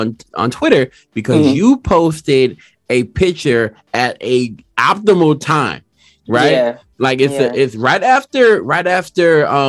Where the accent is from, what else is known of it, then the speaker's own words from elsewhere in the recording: Laplace, Louisiana, United States; I'm not even from New Orleans. I'm from La Plaza.